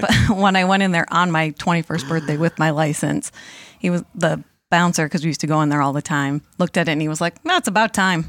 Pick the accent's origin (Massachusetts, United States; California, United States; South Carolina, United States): Massachusetts, United States; Monson; I grew up in Munson, Mass